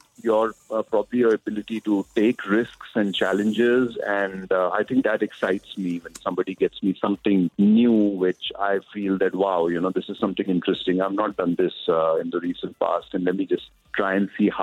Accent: Punjab, India; I'm being from Punjab

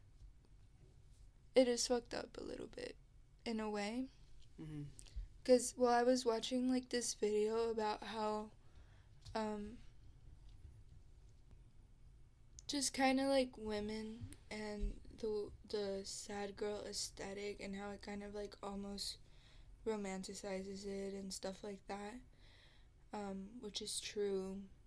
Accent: Texas, United States; I'm from Texas

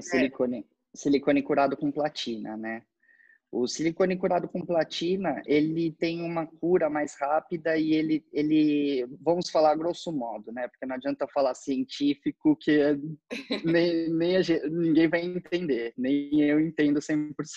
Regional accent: Brazil; somos brasileiros

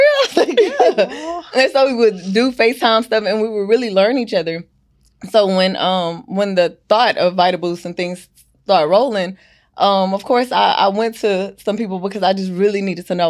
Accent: Houston, Texas, United States; also born or lived in Louisiana; I've lived here all my life.

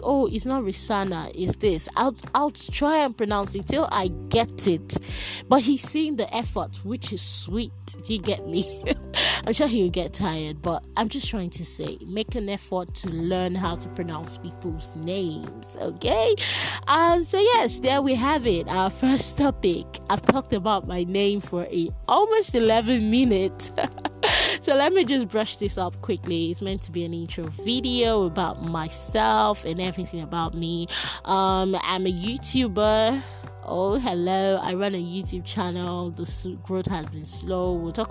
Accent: Nigeria; as an African, as a Nigerian

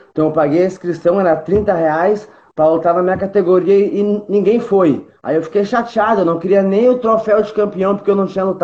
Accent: Porto Alegre, Rio Grande do Sul, Brazil; Tenho 24 anos, sou natural de Porto Alegre

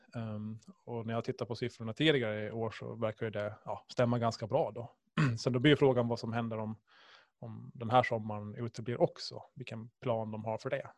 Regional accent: Åland Islands; Ålandsfärjan förstås, som alla ålänningar

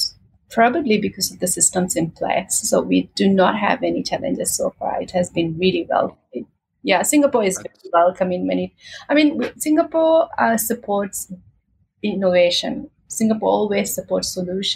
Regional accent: Maldives; I come from the islands. I am from the Maldives.

